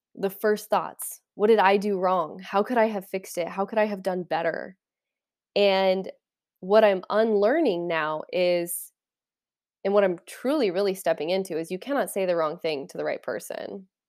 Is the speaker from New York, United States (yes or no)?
no; Kansas, United States; I'm from Kansas.